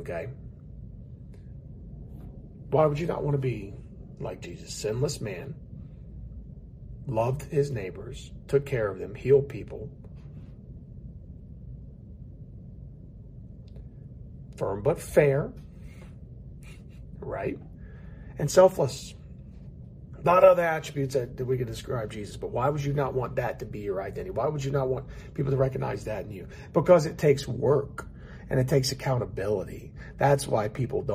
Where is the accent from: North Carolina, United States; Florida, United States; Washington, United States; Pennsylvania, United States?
North Carolina, United States; High Point; It wasn't but 3 hours from High Point